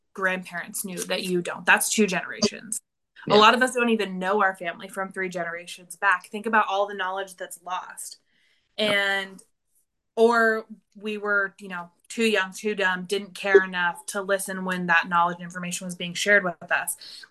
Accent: rural Northeastern California, United States; I grew up in a really, really small town in rural Northeastern California in the middle of nowhere.

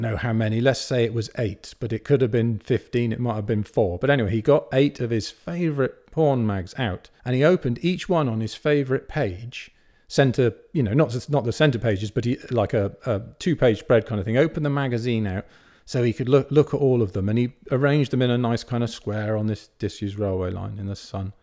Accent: Bath, South West England, United Kingdom; I grew up in Bath

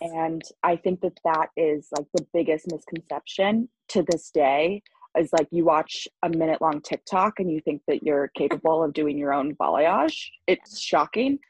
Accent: Long Island, New York, United States; I'm from Long Island

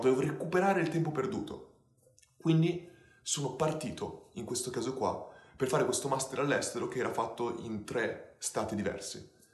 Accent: Ferrara, Emilia-Romagna, Italy; sono di Ferrara come Dario

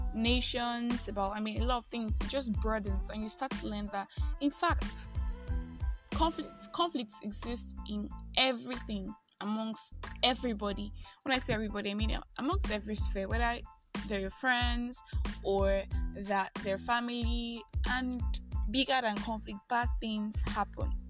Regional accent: Nigeria; I am that Nigerian Christian

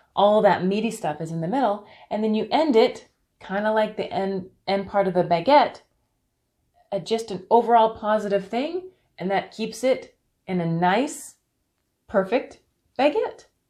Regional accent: Canada; I'm from Canada

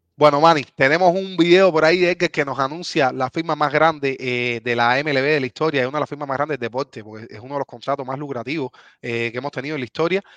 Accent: Cuba; moved away; somos cubanos

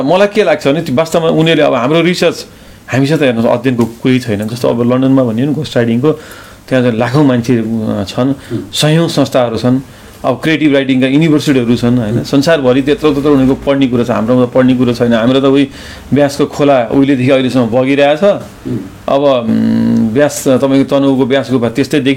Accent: Nepal; हामी नेपाली हौँ

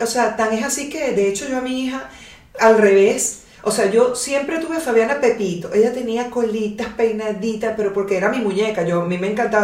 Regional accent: Caracas, Capital District, Venezuela; now in Pilar, Argentina; vengo de Caracas

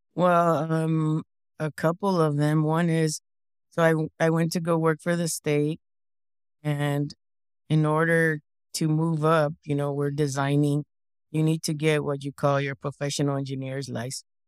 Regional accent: Parlier, California, United States; first language English; I was born and raised in Fresno County, which is in center of California. And I lived in a really small town, Parlier, no more than 6,000 people.

